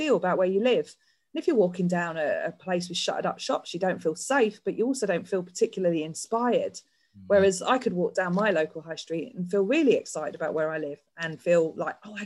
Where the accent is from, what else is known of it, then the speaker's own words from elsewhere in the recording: London, United Kingdom; moved away as an adult; now in Yorkshire, United Kingdom; I did actually grow up in London, but I moved to Yorkshire back in 2005